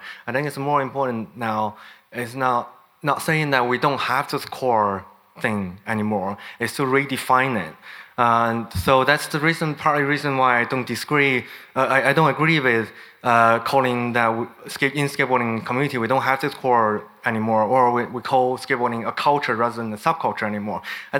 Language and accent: English; China; I'm from China.